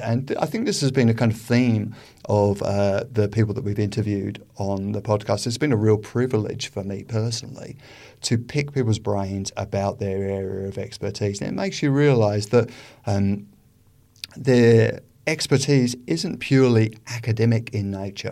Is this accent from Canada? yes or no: no; United Kingdom; now in Australia; as we are from Britain originally